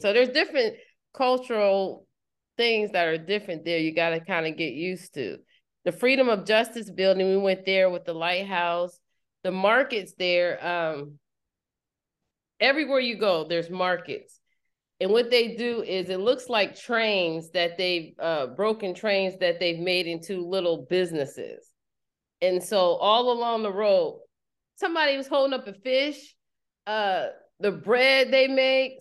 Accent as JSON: {"language": "English", "country": "United States", "said": "People can tell I'm American"}